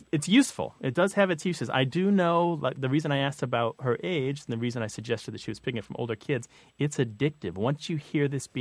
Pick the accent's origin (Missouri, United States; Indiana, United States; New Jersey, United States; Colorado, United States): Missouri, United States; growing up in Missouri